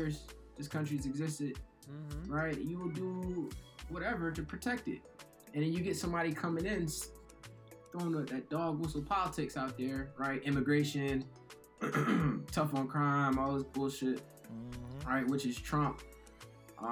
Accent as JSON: {"language": "English", "town": "Philadelphia", "region": "Pennsylvania", "country": "United States", "said": "I'm from Philly"}